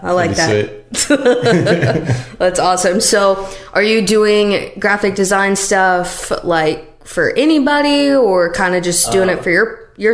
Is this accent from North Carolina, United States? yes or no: no; Missouri, United States; now in Nashville, United States; I'm from Missouri, and it's definitely not like that back home.